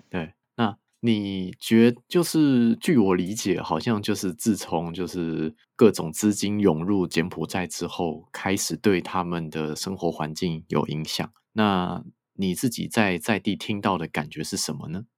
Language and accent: Chinese; Taiwan; 我们台湾人对于红色高棉应该是理解的没有很多啦